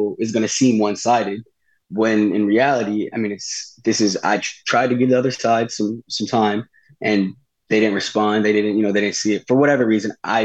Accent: Delaware, United States; I'm from Delaware

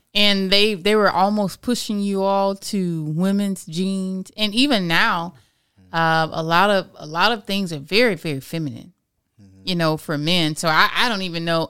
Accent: Florida, United States; I'm born and raised in Florida. So I can I can speak from being a true Floridian.

